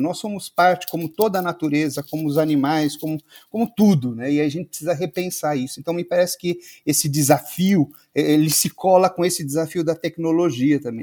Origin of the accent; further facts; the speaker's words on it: Campo Limpo Paulista, São Paulo, Brazil; eu sou da cidade de Campo Limpo Paulista, interior de São Paulo